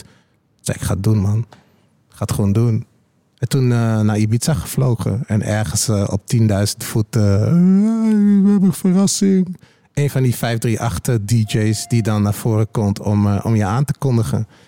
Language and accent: Dutch; Twente, Overijssel, Netherlands; Ik kom natuurlijk uit Twente